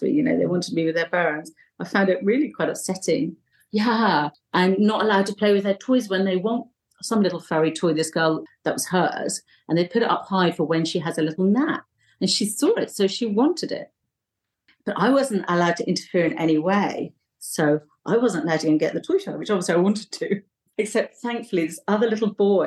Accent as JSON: {"language": "English", "region": "south coast of England", "country": "United Kingdom", "tie": "born or raised there", "also_born_or_lived": "London", "moved": "as an adult", "lives_now": "Bali, Indonesia", "said": "I was born in London and then my parents moved down to the south of England. So all my childhood was down in the south, sort of by the sea, not far from the sea"}